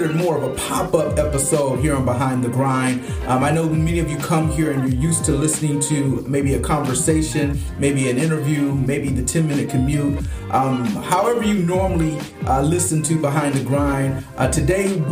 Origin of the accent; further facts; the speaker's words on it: Flint, Michigan, United States; also born or lived in Detroit, Michigan; my hometown of Flint, Michigan